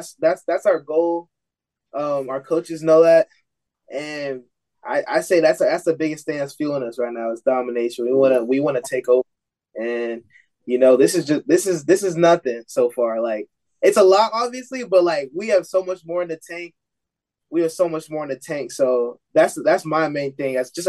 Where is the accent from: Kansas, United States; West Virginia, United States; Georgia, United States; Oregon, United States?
Georgia, United States; Atlanta; also born or lived in Zambia / St. Louis, United States; So I grew up in Atlanta, moved to Zambia, from Zambia to St. Louis, and then from St. Louis to here.